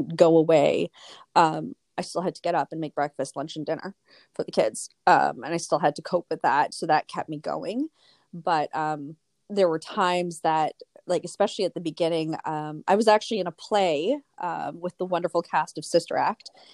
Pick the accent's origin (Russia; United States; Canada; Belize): Canada; Toronto, Ontario; moved away as an adult; now in Thunder Bay, Canada; I'm actually originally from Toronto and moved up to Thunder Bay about six years ago